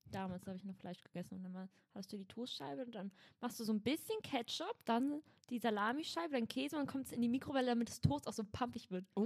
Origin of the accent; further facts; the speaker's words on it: Berlin, Germany; Nee, ich komme aus Schöneberg.